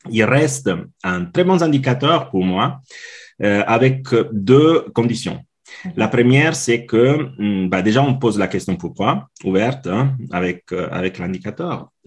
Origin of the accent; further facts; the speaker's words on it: Italy; now in Switzerland; je suis italien, mais je vis en Suisse depuis maintenant 16 ans.